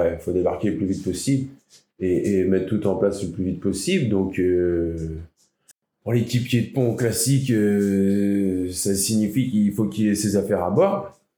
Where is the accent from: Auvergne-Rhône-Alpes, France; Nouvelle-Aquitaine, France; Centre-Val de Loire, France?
Nouvelle-Aquitaine, France; La Cotinière; J'ai grandi à la Cotinière.